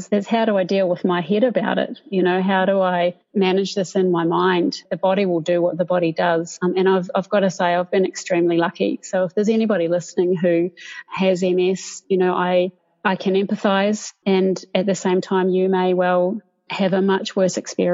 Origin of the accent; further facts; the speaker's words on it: Dunedin, Otago, New Zealand; moved away as an adult; now in Sydney, Australia; growing up in New Zealand, in Dunedin, which I love